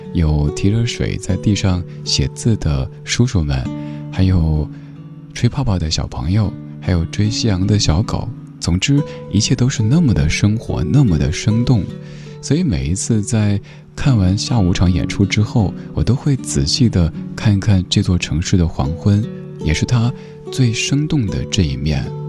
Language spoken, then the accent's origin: Chinese; Chengdu, Sichuan, China; 我的家乡成都